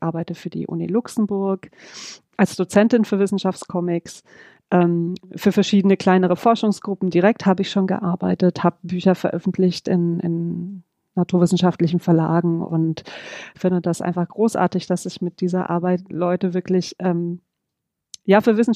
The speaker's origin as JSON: {"language": "German", "town": "Düsseldorf", "region": "North Rhine-Westphalia", "country": "Germany", "moved": "yes", "said": "Ich komme ursprünglich aus Düsseldorf, ähm, lebe aber seit 20 Jahren jetzt im Süden von Deutschland aktuell in der Nähe von Karlsruhe."}